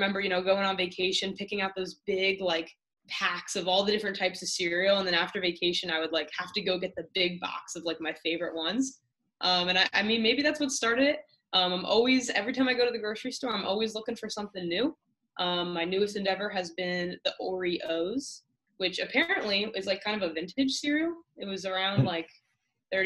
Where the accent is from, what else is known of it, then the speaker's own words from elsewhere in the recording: New Jersey, United States; moved away as an adult; also born or lived in Indiana / Massachusetts; now in South Florida, United States; I'm originally from New Jersey.